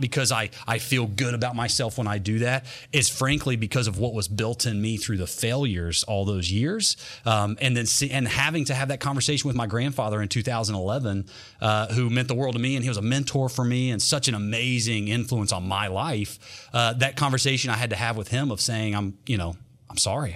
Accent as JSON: {"language": "English", "region": "North Carolina", "country": "United States", "also_born_or_lived": "Berea, Kentucky / Clay City, Kentucky", "said": "I'm from North Carolina"}